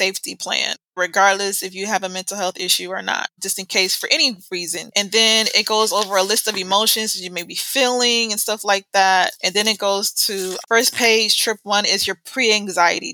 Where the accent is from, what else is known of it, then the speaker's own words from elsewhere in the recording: United States; accent: American; moved away; we automatically have what they say, an American accent